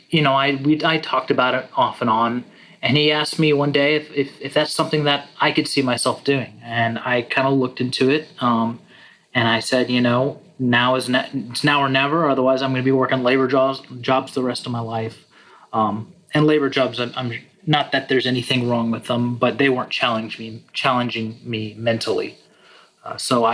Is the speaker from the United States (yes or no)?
yes; Texas, United States; moved away; also born or lived in Hendersonville, Tennessee; I grew up in Texas, and around 1997, my family picked up and moved to Hendersonville, Tennessee